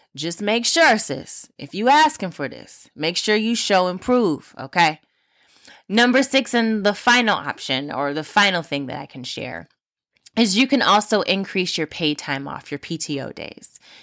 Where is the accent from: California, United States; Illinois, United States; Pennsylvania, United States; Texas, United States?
California, United States; Los Angeles County; from my hometown, uh, well, home county, um, Los Angeles, California